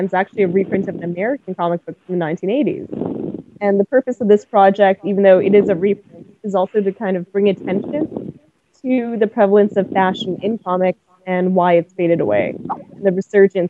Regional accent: Winnipeg, Manitoba, Canada; moved away; I've moved back to my hometown of Winnipeg

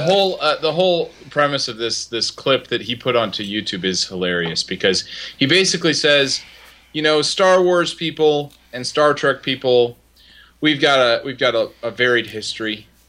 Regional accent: Indiana, United States; I'm from Indiana

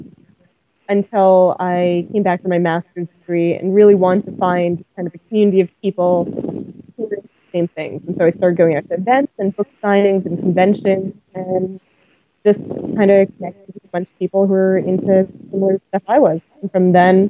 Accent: Winnipeg, Manitoba, Canada; moved away; I've moved back to my hometown of Winnipeg

